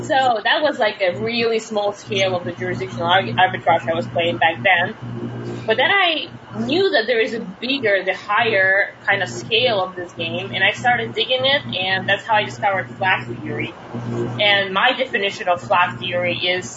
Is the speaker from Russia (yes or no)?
yes; Russia; moved away as an adult; now in United States; I was born and raised in Russia. I only moved to the States about 6.5 years ago